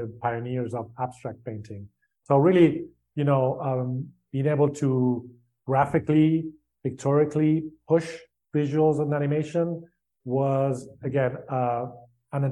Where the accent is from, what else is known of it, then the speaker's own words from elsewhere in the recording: Spain; I grew up in Spain.